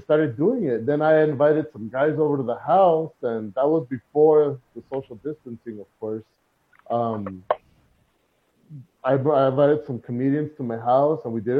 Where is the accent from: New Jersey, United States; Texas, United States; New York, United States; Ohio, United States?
Texas, United States; El Paso; Growing up in El Paso